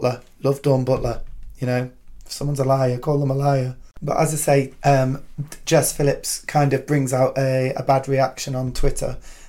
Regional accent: United Kingdom; And being a Brit wasn't something to be used against us.

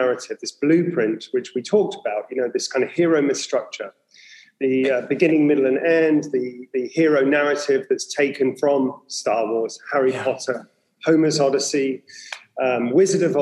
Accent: England, United Kingdom; I grew up in England

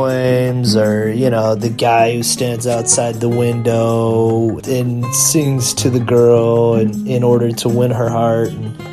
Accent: United States; I'm from America.

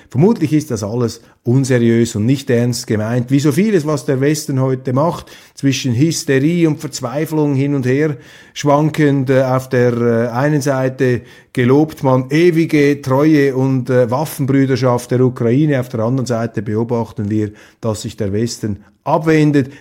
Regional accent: Switzerland; als Schweizer

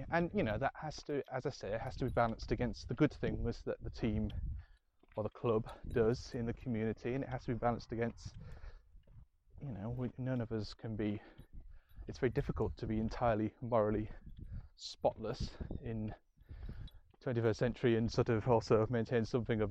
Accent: Scarborough, Yorkshire and the Humber, United Kingdom; I'm from Scarborough

